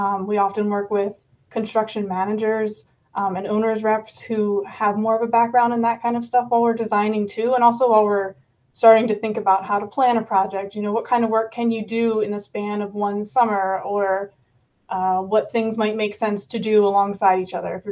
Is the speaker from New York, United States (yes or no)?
no; outside of Philadelphia, Pennsylvania, United States; moved away as an adult; I grew up outside of Philadelphia. I moved here a handful of years ago